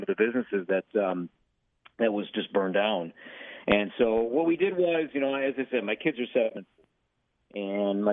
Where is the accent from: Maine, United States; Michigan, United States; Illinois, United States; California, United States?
Illinois, United States; Chicago; also born or lived in Minneapolis West Metro; now in Minneapolis, United States; I'm from Chicago.